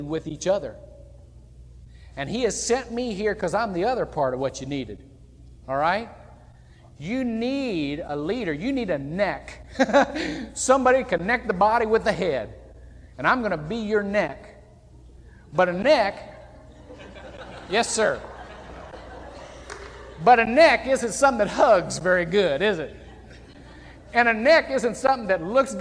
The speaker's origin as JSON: {"language": "English", "town": "Shelby", "region": "Ohio", "country": "United States", "tie": "born or raised there", "moved": "yes", "lives_now": "Longwood, United States", "said": "Shelby, Ohio is a town of only about, that's my hometown, only about 8,000 to 10,000 people"}